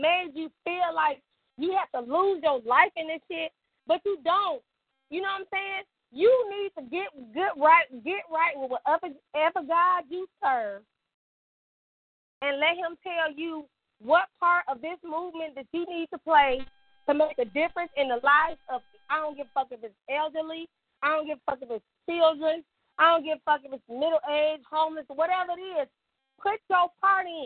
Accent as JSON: {"language": "English", "town": "Detroit", "region": "Michigan", "country": "United States", "moved": "yes", "lives_now": "Birmingham, United States", "said": "I'm from Detroit"}